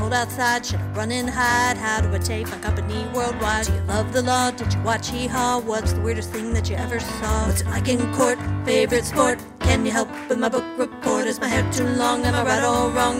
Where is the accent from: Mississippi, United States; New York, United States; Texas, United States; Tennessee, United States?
Tennessee, United States; Memphis; also born or lived in Bristol, Tennessee; I've lived here most of my life. Um, I've lived here since 1979, so uh, that's, most of my life